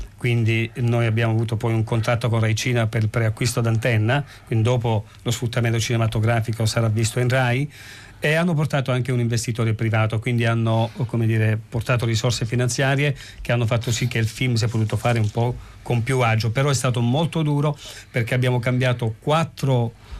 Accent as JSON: {"language": "Italian", "town": "Senise", "region": "Basilicata", "country": "Italy", "tie": "born or raised there", "said": "figlio di contadini, sono nato a Senise in Lucani, una famiglia di nove figli"}